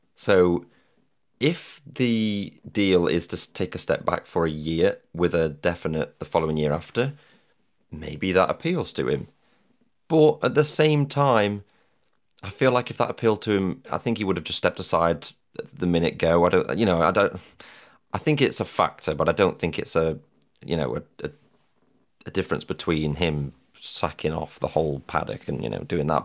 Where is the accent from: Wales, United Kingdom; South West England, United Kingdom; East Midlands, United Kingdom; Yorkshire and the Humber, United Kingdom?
East Midlands, United Kingdom; Derbyshire; I'm from Derbyshire